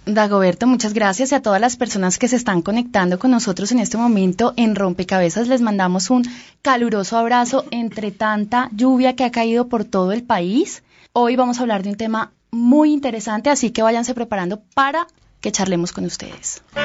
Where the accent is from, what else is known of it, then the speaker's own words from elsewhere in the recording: Colombia; como los colombianos